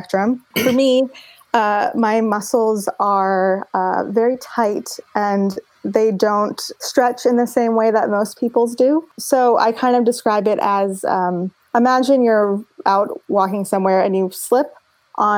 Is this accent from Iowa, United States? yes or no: no; Los Angeles, California, United States; I was born and raised in Los Angeles